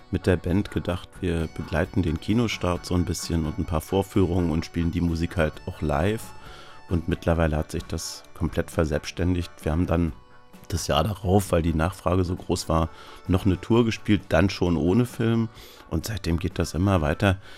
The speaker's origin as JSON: {"language": "German", "town": "Schwerin", "region": "Mecklenburg-Vorpommern", "country": "Germany", "tie": "born or raised there", "said": "Ich bin ja in Theaterkantinen groß geworden, kann man sagen. Überwiegend in Schwerin."}